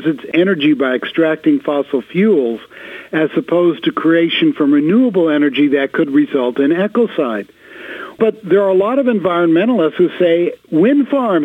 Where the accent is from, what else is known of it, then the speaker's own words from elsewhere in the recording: Los Angeles, California, United States; I'm from Los Angeles